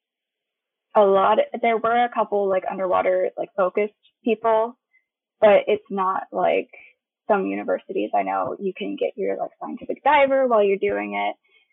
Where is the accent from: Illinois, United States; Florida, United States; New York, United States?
Florida, United States; Tallahassee; moved away as an adult; now in Jacksonville, United States; I've lived here my whole life, but I was originally from Tallahassee, and now I'm living in Jacksonville